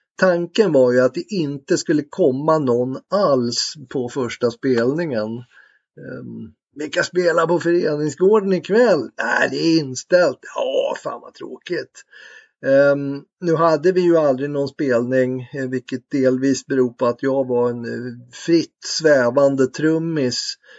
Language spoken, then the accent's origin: Swedish; Tyresö, Stockholm County, Sweden; jag är uppväxt i Bollmora, sydöst om Stockholm